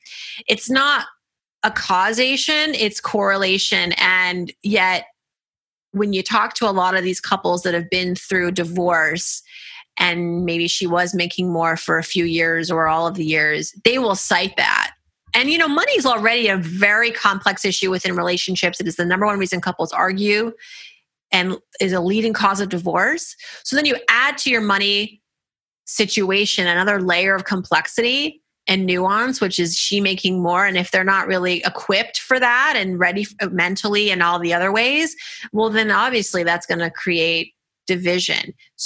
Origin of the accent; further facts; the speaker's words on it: Nigeria; I'm Nigerian culturally.